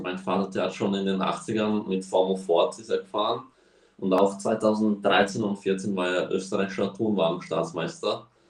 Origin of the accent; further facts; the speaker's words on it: Slovakia; also born or lived in Spain; sind wir hierher gezogen, weil der Slowakia-Ring bei uns in der Slowakei eröffnet hat